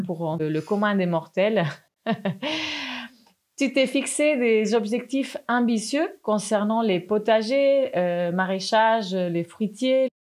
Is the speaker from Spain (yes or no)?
yes; Spain; je suis espagnole